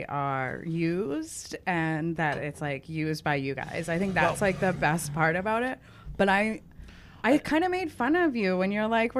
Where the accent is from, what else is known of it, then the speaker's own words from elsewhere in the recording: Togus Pond, Maine, United States; I grew up right on Togus Pond